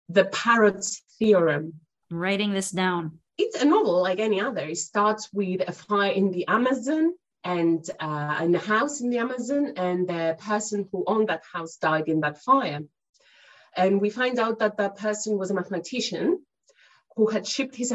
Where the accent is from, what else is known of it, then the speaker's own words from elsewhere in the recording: Cyprus; moved away as an adult; now in United Kingdom; as you can uh, hear from my accent, I'm not originally from the UK, but I've been living here for the past good uh, 12 years or so. Originally, I'm from Cyprus